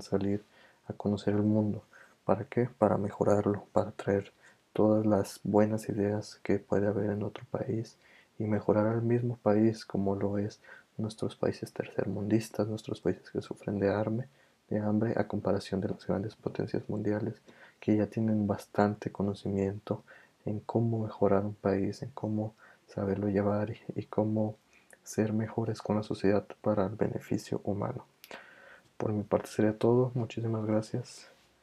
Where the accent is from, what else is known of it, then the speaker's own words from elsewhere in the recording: Mexico; nuestra calidez como mexicanos